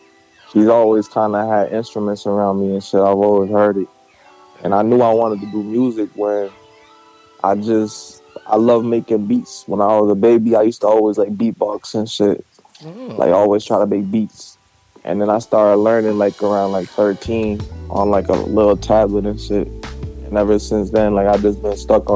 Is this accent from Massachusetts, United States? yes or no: yes; Massachusetts, United States; I'm from Mass